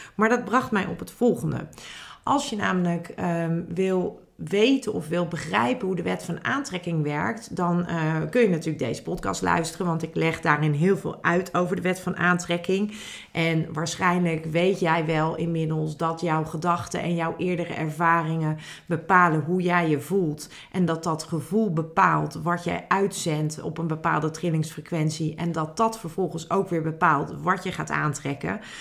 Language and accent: Dutch; Netherlands; als Nederlanders